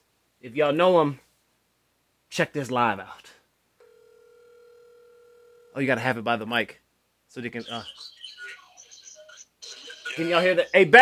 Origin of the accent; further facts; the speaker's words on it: Baltimore, Maryland, United States; also born or lived in Florida; See, I always say that I'm from Florida, because I am from Florida. It's on my birth certificate, but I've lived in Baltimore my whole life.